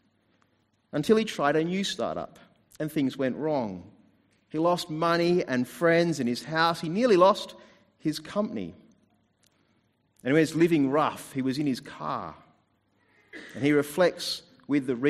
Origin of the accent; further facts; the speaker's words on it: New Zealand; now in Adelaide, Australia; I was born in New Zealand